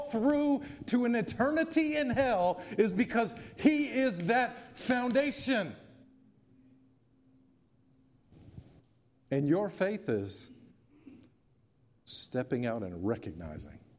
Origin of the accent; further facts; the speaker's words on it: Memphis, Tennessee, United States; also born or lived in Germantown, Tennessee; as a kid growing up in East Memphis and Germantown